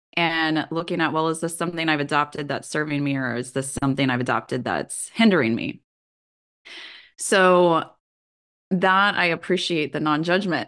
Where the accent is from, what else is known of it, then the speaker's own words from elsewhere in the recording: Kansas, United States; Growing up in Kansas myself